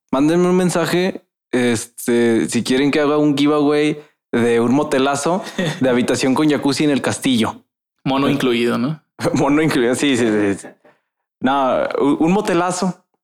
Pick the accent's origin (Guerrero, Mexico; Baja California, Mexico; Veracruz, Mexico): Veracruz, Mexico; soy de Veracruz, hablo